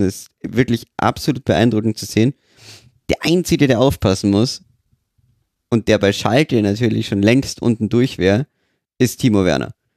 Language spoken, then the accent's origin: German; Austria; als Österreicher.